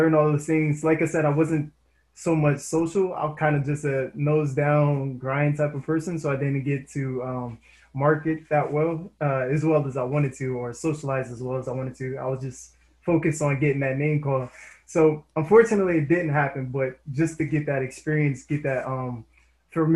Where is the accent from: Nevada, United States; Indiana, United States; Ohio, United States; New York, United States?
Indiana, United States; I'm from Indiana myself